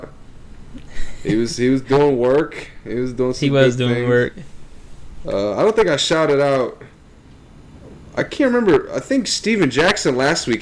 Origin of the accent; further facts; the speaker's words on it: Russia; I'm from Russia